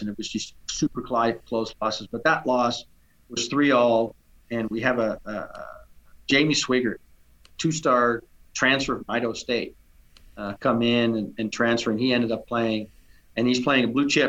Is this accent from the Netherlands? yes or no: yes; Netherlands; now in United States; growing up in Holland